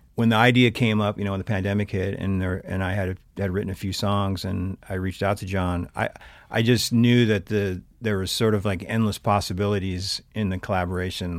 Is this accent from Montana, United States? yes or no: yes; Big Sandy, Montana, United States; also born or lived in Havre, Montana; now in Missoula, United States; entire youth in Big Sandy, Montana. Uh, I was born in Haver because they didn't have a hospital, but, um, lived, uh, eighteen years up in north central Montana